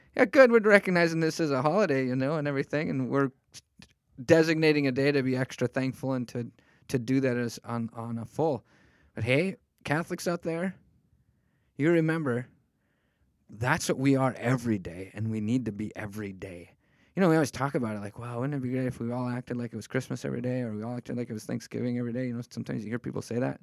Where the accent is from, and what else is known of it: United States